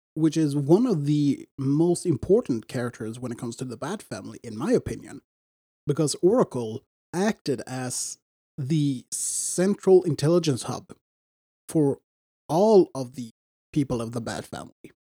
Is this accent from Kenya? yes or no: no; Sweden; I'm from Sweden